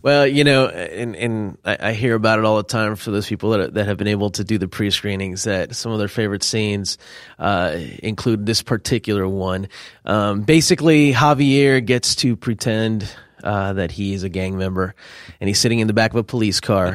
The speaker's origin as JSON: {"language": "English", "town": "Miami", "region": "Florida", "country": "United States", "tie": "born or raised there", "also_born_or_lived": "California", "said": "at nine, it was roughly about a year before I moved to Miami."}